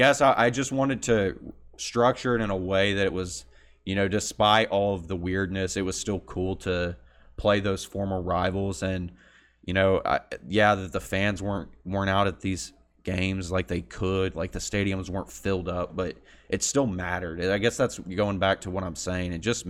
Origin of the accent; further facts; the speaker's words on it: Midland, Texas, United States; Like, growing up in Midland, the fact that, you know, I'm used to Central.